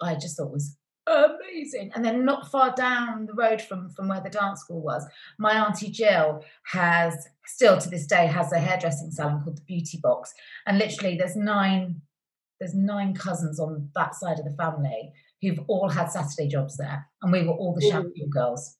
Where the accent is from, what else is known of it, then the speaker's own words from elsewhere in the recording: Cheltenham, South West England, United Kingdom; I was born and raised in Cheltenham